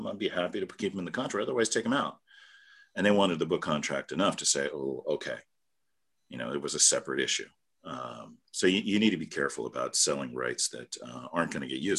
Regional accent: United States; as American citizens

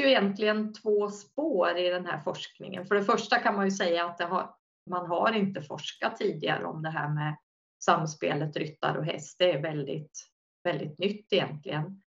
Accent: Linköping, Östergötland, Sweden; jag började som på uppväxt i Linköping

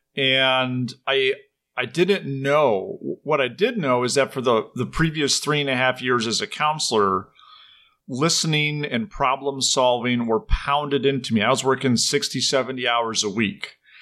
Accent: Minnesota, United States; also born or lived in Ireland; now in Madison, Wisconsin, United States; I grew up in Minnesota

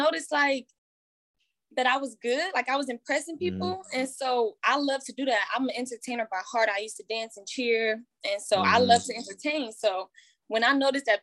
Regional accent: Oakland, California, United States; I am from East Oakland, California

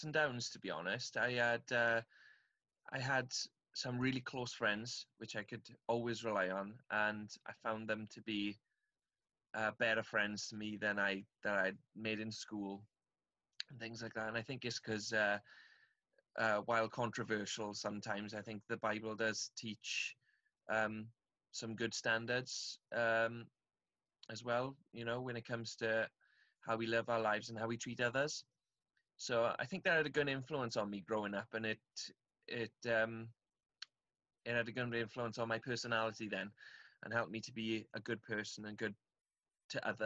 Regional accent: Aberdare, Wales, United Kingdom; I'm from South Wales in the UK, from a little town called Aberdare. I had a really nice childhood, actually

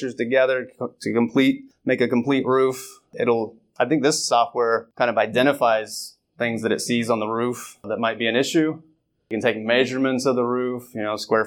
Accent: Northwest Ohio, United States; I'm from Northwest Ohio

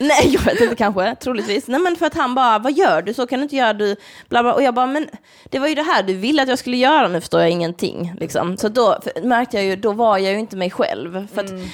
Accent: Malmö, Skåne, Sweden; moved away; jag var hemma i Malmö

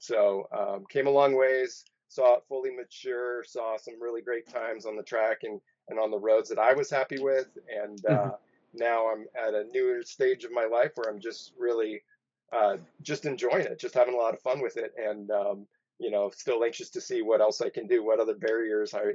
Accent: San Luis Obispo, California, United States; So I'm originally from the Central Coast of California, a little place called San Luis Obispo. Just lived in that county, growing up there my whole

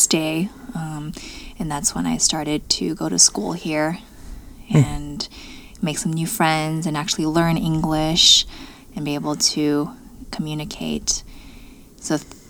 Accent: Los Angeles, California, United States; also born or lived in China; I moved to America when I was 5

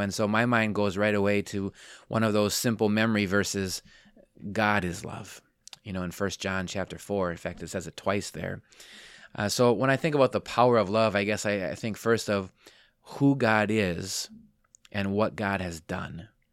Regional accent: Wisconsin, United States; moved away as an adult; also born or lived in Palm Coast, Florida; grew up here.

